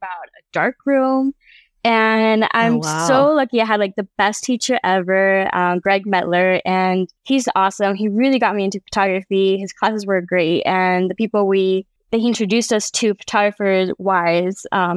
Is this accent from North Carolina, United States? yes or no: no; Big Sur, California, United States; moved away as an adult; now in Mexico; I was born and raised in Big Sur, California. So in the Monterey Bay